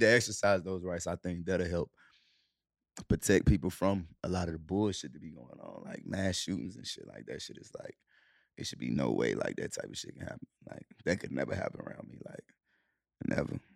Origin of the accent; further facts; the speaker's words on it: Charlotte, North Carolina, United States; also born or lived in Cleveland, Ohio / Clarksdale, Mississippi; We moved to Charlotte when we was, when I was seven